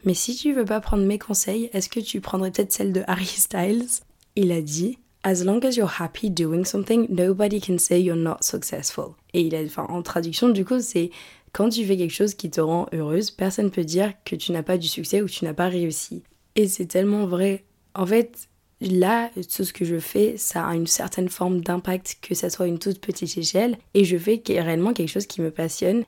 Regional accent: France; moved away; La ville dont je viens, à l'échelle de la France

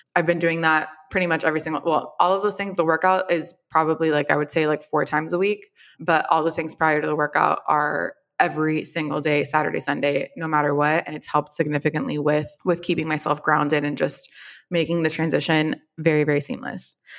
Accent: Miami, Florida, United States; moved away as an adult; also born or lived in New York; I am also from Miami. My family is here.

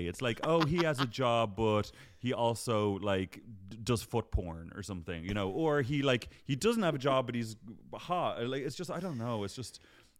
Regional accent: Ireland; now in London, United Kingdom

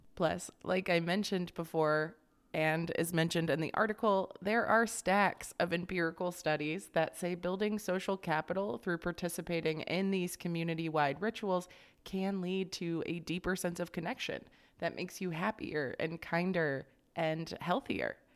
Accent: Florida, United States; growing up in Florida

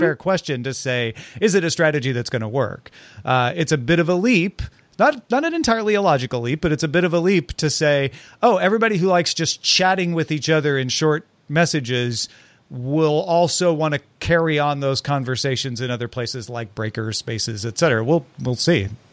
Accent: near St. Louis, Missouri, United States; moved away; I grew up near Saint Louis.

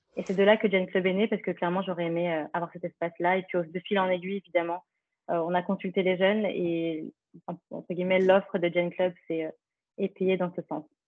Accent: Paris, Île-de-France, France; also born or lived in Philippines (ancestry); je suis d'origine philippine, je suis euh, née dans le 18e à Paris, puis j'ai grandi dans l'Est parisien

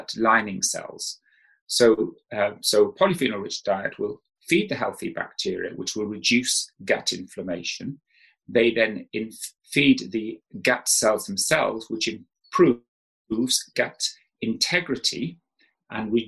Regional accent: South Wales, United Kingdom; I grew up in South Wales

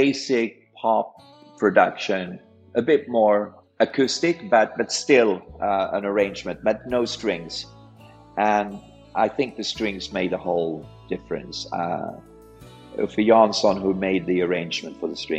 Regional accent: Sweden; we're from Sweden

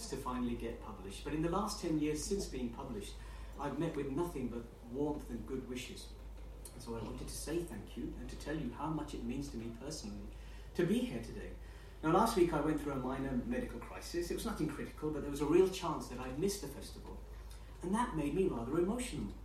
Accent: United Kingdom; could I possibly have imagined standing up here before you as a British Asian boy growing up in this country many, many years ago?

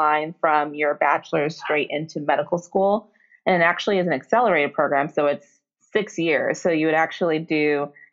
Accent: Alabama, United States; moved away; So I grew up in Alabama. My parents are from Nigeria.

